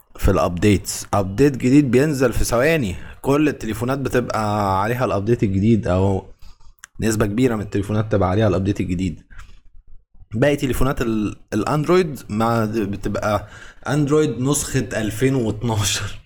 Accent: Egypt; احنا كمصريين

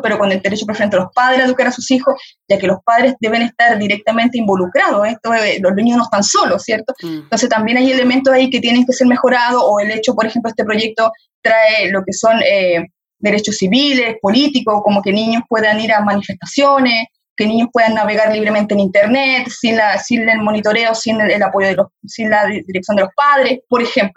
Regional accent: Chile; como sociedad chilena

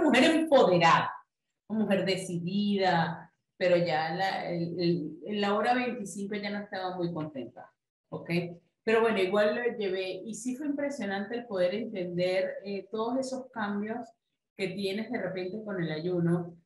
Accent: Venezuela; como buena venezolana, amante de las arepas.

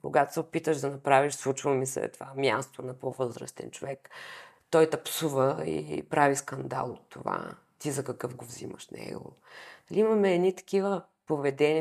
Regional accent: Varna, Varna Province, Bulgaria; аз съм от Варна, и всички в квартала се познавахме

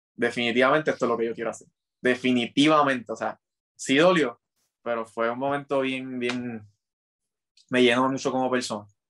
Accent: Carolina, Puerto Rico; Yo soy de Carolina

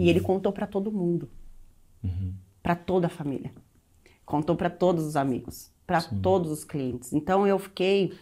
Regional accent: Osasco, São Paulo, Brazil; Eu nasci aqui em São Paulo, mas cresci em Osasco.

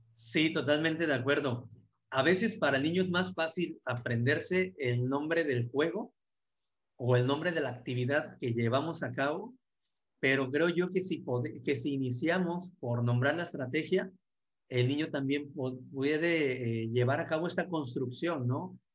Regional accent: Martínez de la Torre, Veracruz, Mexico; Aquí le llaman la capital mundial del cítrico y, y soy orgullosamente de Martínez de la Torre, Veracruz, México

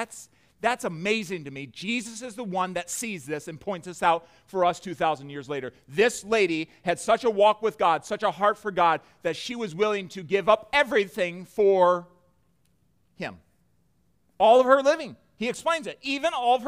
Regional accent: United States; as an American with a plush lifestyle

